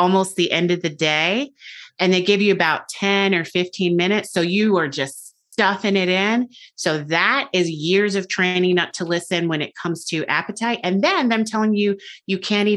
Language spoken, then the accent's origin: English; United States; moved away; I'm American. I'm very American